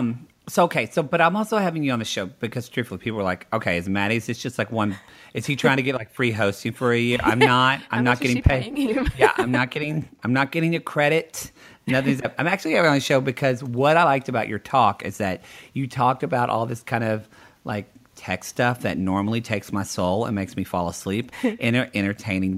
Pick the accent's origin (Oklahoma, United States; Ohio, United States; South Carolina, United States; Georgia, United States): Oklahoma, United States; I am from Oklahoma